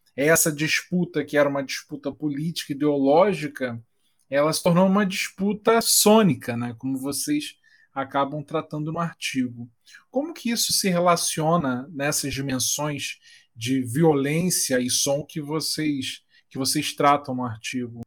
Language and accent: Portuguese; Brazil; Nós, enquanto brasileiros